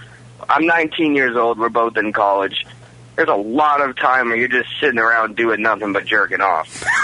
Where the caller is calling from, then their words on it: West Palm Beach, Florida, United States; from West Palm. How are you guys today?